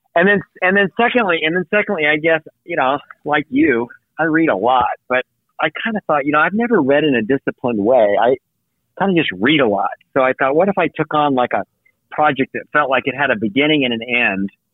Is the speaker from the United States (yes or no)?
yes; the American South, United States; I was raised in the American South